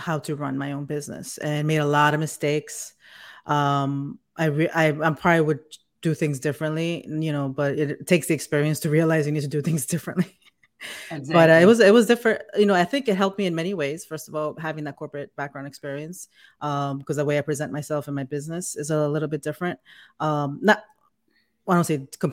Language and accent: English; New York City, New York, United States; moved away as an adult; also born or lived in Connecticut / Bayonne, New Jersey / South Florida; now in Atlanta, United States; I'm from New York, New York, Queens, Jackson Heights specifically. I grew up there